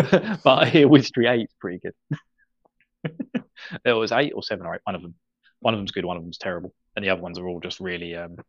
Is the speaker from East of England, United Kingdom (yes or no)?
yes; Essex, East of England, United Kingdom; I'm from Essex, and we're known for lazy tongues.